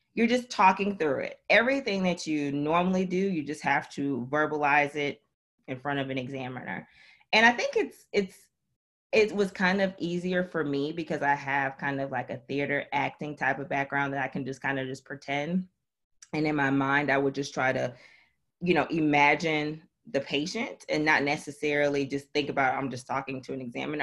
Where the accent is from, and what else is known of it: Milwaukee, Wisconsin, United States; born or raised there; moved away as an adult; also born or lived in Nashville, Tennessee / Florida / Dominica; now in Memphis, United States